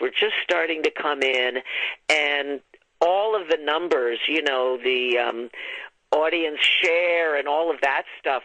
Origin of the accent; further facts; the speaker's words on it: New York area, United States; moved away as an adult; now in Los Angeles, United States; I'm from the New York area, too